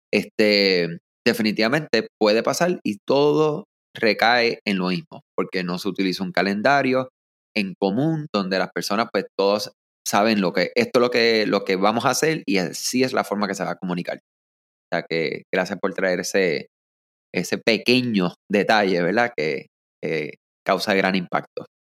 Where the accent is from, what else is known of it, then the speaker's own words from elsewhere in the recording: Puerto Rico; yo soy puertorriqueño, ¿verdad? O como decimos nosotros acá, nos somos boricuas